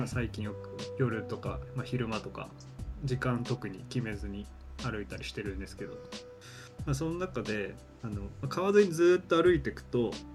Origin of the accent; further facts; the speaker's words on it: Niigata, Japan; moved away as an adult; also born or lived in Hino, Tokyo; now in Tokyo, Japan; 出身新潟